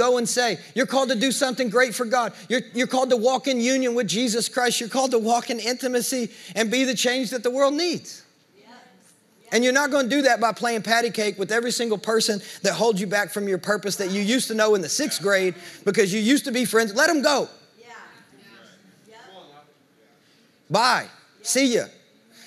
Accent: the South, United States; we're from the South

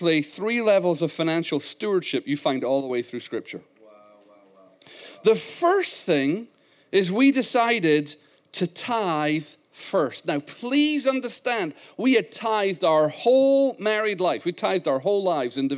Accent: Scotland, United Kingdom; accent: Scottish; moved away; I was raised in Scotland

